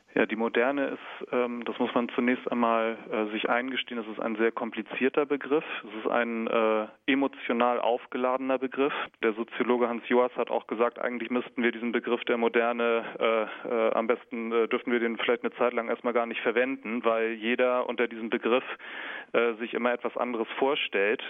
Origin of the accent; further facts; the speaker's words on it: Kiel, Schleswig-Holstein, Germany; Ich komme aus Kiel in Schleswig-Holstein